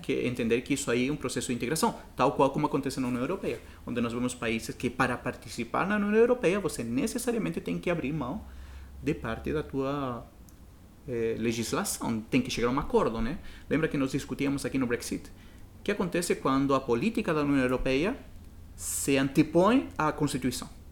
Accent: Chile; Portuguese is a second language; now in Brazil; quando eu saí do Chile, a, a minha lembrança sempre é a cordilheira

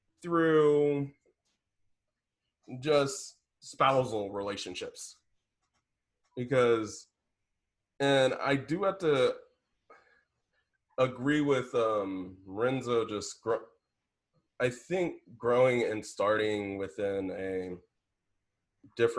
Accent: Indianapolis, Indiana, United States; me from the south side of Indianapolis

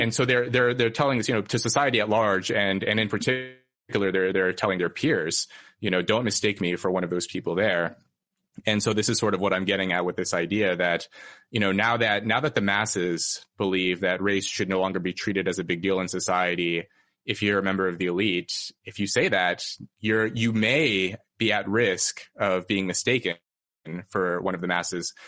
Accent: Red Bluff, California, United States; moved away as an adult; my hometown, Red Bluff, California

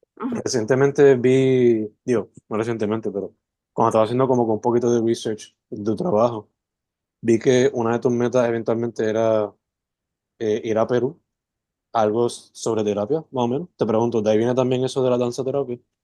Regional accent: Sabana Grande, Puerto Rico; moved away as an adult; also born or lived in San Juan metro area, Puerto Rico; Yo soy original de Sabana Grande

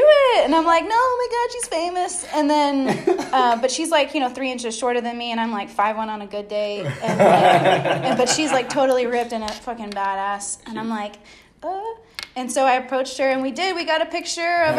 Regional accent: United States; I'm American

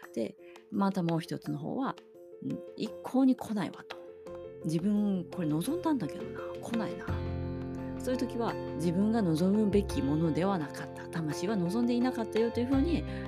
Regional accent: Hokkaido, Japan; 私も北海道出身です

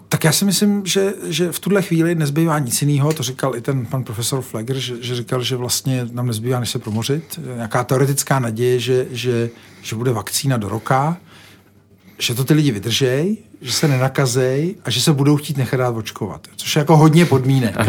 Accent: Czechia

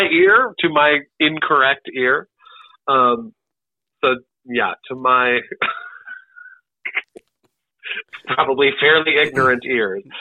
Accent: Great Lakes, United States; accent: Great Lakes midwestern; just my the accent I grew up with, oh. which is the Great Lakes, um, kind of midwestern sounding accent uh, with the with the hard A's.

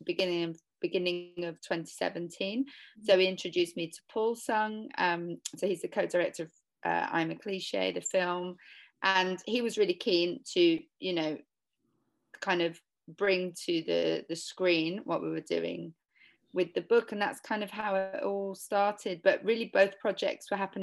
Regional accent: London, United Kingdom; I was born in London in the 80s

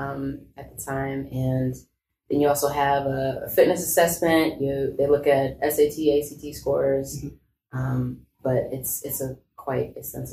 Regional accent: Stone Mountain, Georgia, United States; moved away as an adult; I grew up in Stone Mountain, which is, you know, a very homogenous type of town with a lot of people that looked like me

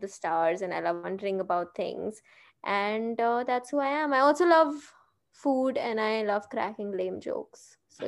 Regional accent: Hyderabad, Telangana, India; moved away as an adult; also born or lived in Mumbai; I was born and brought up in Hyderabad, but I have lived almost all of my adult life in Mumbai because I shifted there for college.

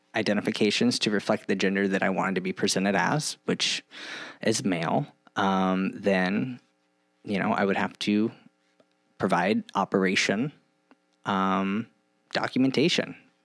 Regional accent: Lawton, Oklahoma, United States; moved away as an adult; also born or lived in California; now in Rochester, United States; And I grew up in Oklahoma and I moved to Rochester in about 2012.

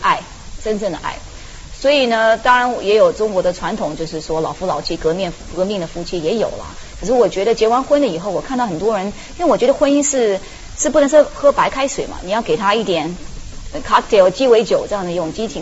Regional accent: United States; Chinese is a second language; moved away as an adult; now in China; 我在美国初中长大

